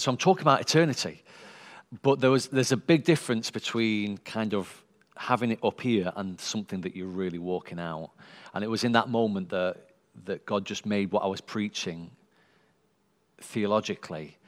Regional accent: Sheffield, Yorkshire and the Humber, United Kingdom; born and bred in Sheffield

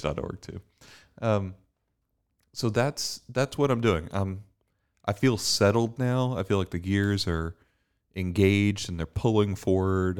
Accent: Bermuda; now in Dallas, United States; I'm from Bermuda. Um, I, I grew up in the, uh, the island of Bermuda

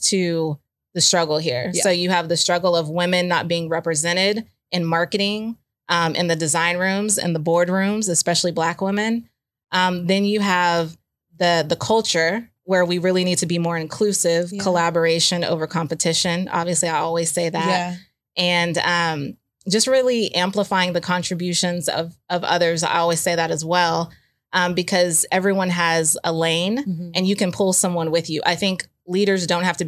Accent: Houston, Texas, United States; I'm a girl from Third Ward, Houston, Texas

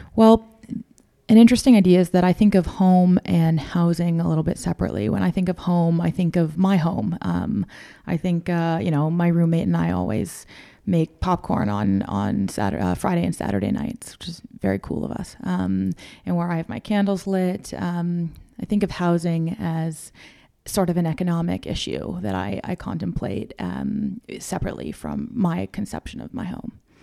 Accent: Toronto, Ontario, Canada; also born or lived in London, Ontario; I have always lived here. So I grew up in North Toronto.

